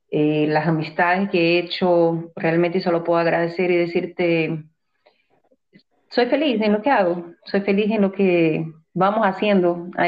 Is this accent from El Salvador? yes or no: no; Brazil; now in Ecuador; Es mi tierra, yo sé, Brasil es mi país pero yo salí muy joven de Brasil y no conozco cómo debería de conocer mi país. Creo que conozco más Ecuador que, Brasil.